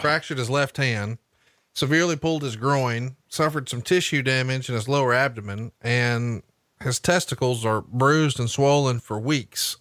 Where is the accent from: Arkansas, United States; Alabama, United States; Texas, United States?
Alabama, United States; Huntsville; my hometown of Huntsville, Alabama